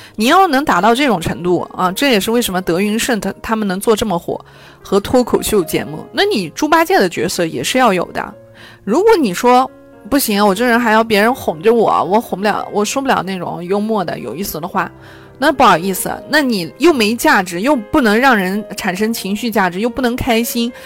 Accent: China; 我们中国人从小到大，确实的就是被看见，被肯定

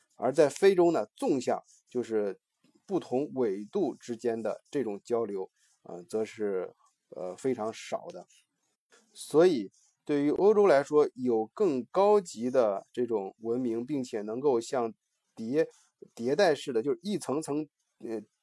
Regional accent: China; 我们中国人非常有感触的这个鸦片战争

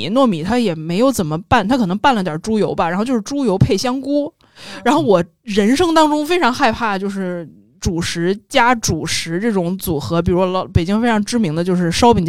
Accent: northern China, China; 我我作为一个北方人，真的被南方烧麦伤害过，在那个上海的食堂。

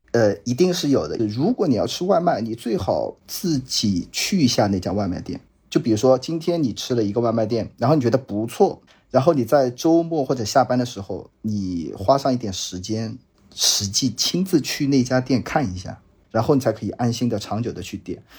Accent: Jiangsu, China; 我本身是江苏人

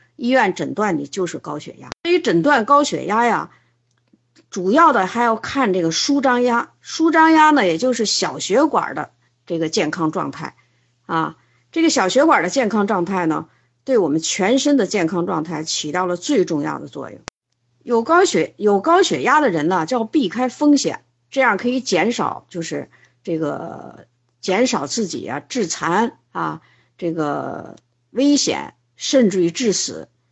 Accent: China; 这是我们中国人吃的三大动物型的肉

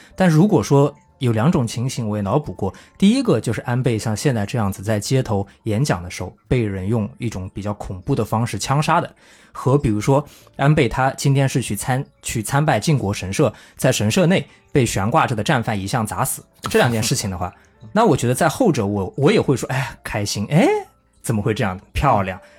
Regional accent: China; moved away as an adult; now in Japan; 我是一个来自中国的留学生

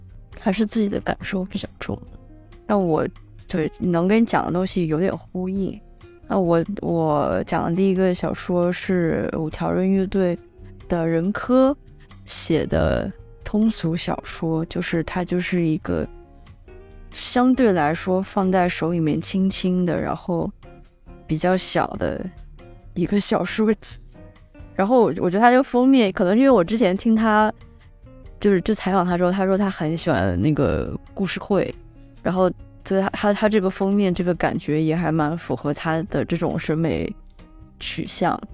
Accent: Guangzhou, Guangdong, China; moved away; 我在广州待了这将近三年，因为它毕竟是我长大的地方

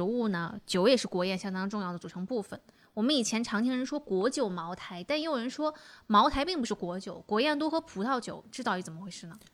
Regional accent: Shandong, China; 我是 山东人

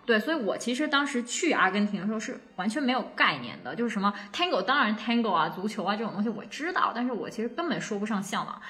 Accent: China; moved away as an adult; also born or lived in Buenos Aires, Argentina; now in Abu Dhabi, United Arab Emirates; 虽然是一个土生土长的中国人

